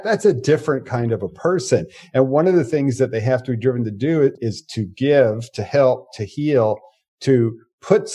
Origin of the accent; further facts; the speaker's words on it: United States; first language English; English is my native language. I was born in the United States of America.